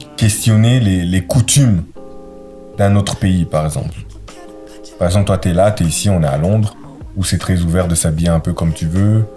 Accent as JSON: {"language": "French", "town": "Brussels", "region": "Brussels-Capital Region", "country": "Belgium", "said": "je viens de Bruxelles"}